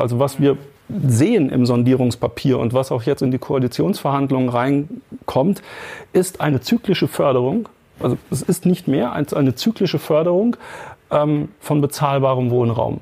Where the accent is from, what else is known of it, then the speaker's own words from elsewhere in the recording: Germany; bei uns in Deutschland